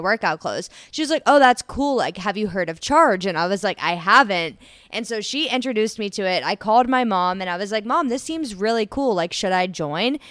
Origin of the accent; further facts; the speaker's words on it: Columbus, Ohio, United States; also born or lived in Bowling Green, Ohio; I grew up around the Columbus, Ohio area